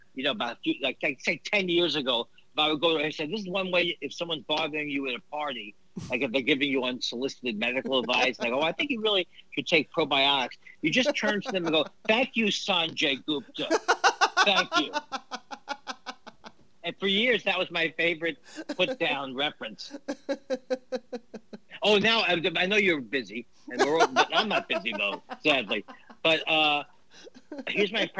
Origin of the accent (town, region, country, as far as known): United States